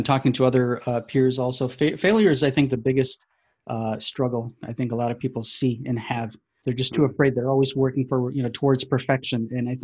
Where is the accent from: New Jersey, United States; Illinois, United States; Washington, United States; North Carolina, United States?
Illinois, United States; Chicago; born and raised in Chicago